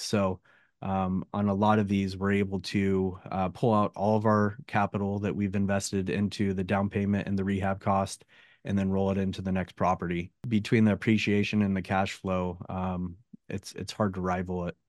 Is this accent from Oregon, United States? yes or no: yes; Oregon, United States; moved away as an adult; also born or lived in San Jose, California; now in Northern California, United States; I grew up in Oregon, small town in Oregon